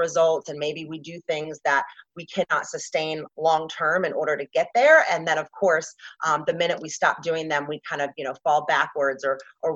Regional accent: Atlanta, Georgia, United States; moved away as an adult; also born or lived in Washington State; now in Scottsdale, United States; I grew up in the South in Atlanta, Georgia

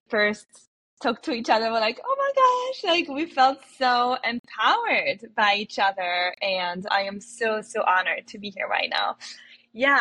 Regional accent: France; moved away as an adult; also born or lived in New York; now in United States; I was born in France

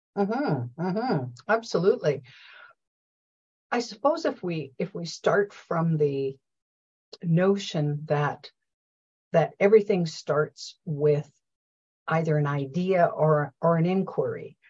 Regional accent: Canada; we say process or process in Canada

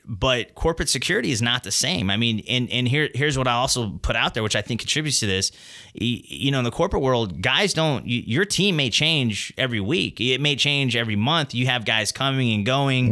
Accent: Texas, United States; I grew up in Texas.

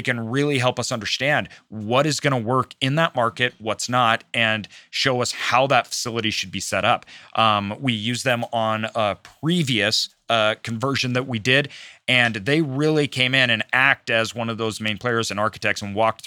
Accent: Idaho, United States; I'm from Idaho

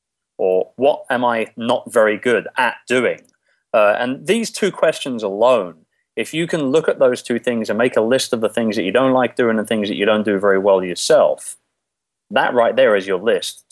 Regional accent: London, United Kingdom; moved away as an adult; now in Philippines; I'm originally from London, England, as you might be able to tell by my docile tones here. And basically, I came to the Philippines about 10 years ago

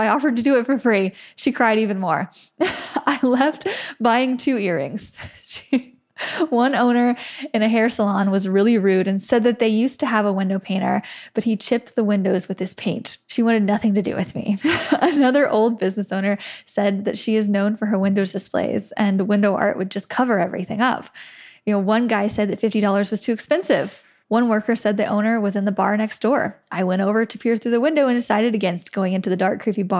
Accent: Wheatland, United States; my hometown of Wheatland, which is maximum 300 people in a very poor area

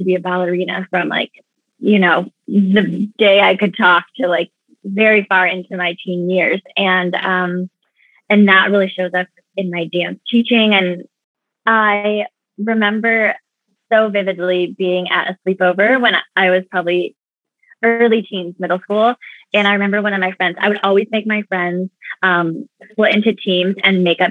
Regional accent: Oregon, United States; moved away; also born or lived in New York; I grew up in Oregon

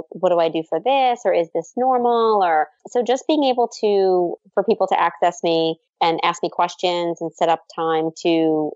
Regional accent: New Orleans, Louisiana, United States; moved away; my hometown

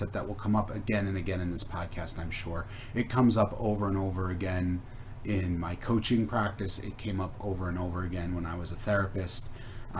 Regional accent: East Coast, United States; moved away; I'm originally from the East Coast, so I worked at New York sports clubs

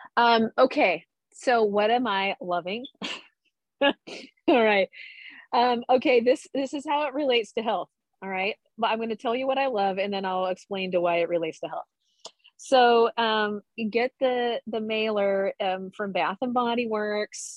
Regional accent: Nebraska, United States; now in Phoenix, United States; growing up in Nebraska

